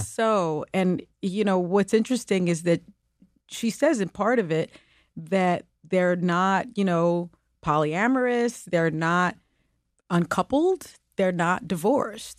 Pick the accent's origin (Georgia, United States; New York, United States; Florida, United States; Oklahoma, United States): New York, United States; New York City; first language Spanish; English is a second language; I was born in the Bronx projects and raised in the South Bronx projects